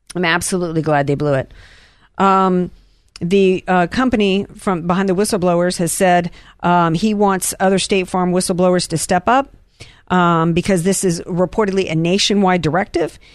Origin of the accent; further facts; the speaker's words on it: the South, United States; I'm from the South